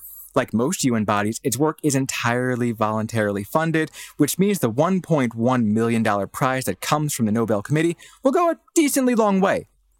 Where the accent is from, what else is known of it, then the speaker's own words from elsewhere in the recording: Midwest, United States; also born or lived in East Coast, United States; I'm from the Midwest. Okay, so I was born on the East Coast, lived in the Midwest for like over a decade.